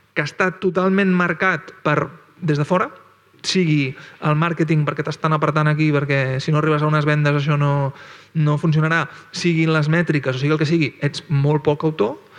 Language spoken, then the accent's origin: Catalan; Barcelona, Catalonia, Spain; jo vaig créixer, créixer en una jugateria de Barcelona